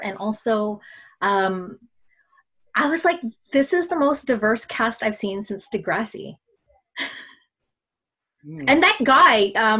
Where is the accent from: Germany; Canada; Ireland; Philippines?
Philippines; yo, everybody, I'm Filipino and I'm … whatever.